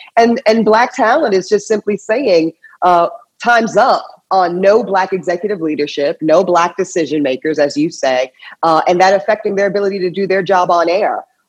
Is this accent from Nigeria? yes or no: no; Charlotte, North Carolina, United States; I'm from Charlotte, North Carolina, home of Charlotte Motor Speedway, one of the great stops in NASCAR.